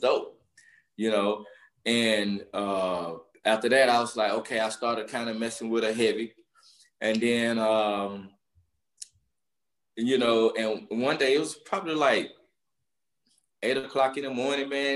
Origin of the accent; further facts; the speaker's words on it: Prichard, Alabama, United States; Growing up in Pritchard